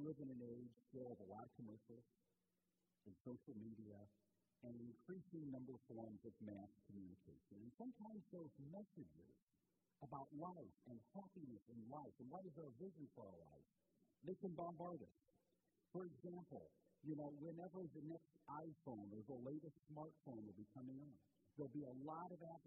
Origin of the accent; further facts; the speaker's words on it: Portland, Indiana, United States; moved away as an adult; also born or lived in Maryland; now in Michigan, United States; I grew up in Portland, Indiana, and I've told some stories along the way of growing up in Indiana.